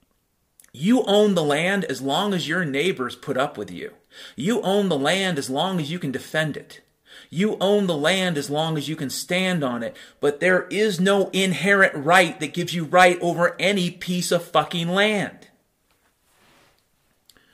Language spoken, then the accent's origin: English; Mount Vernon, Washington, United States; moved away; also born or lived in Chicago; I grew up in Mount Vernon, Washington